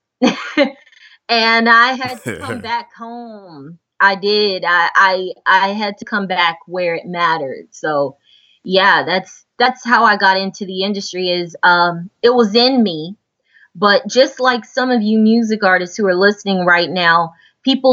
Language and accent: English; Houston, Texas, United States; I was born in Houston, born and raised in Houston. And I'm currently in Houston now.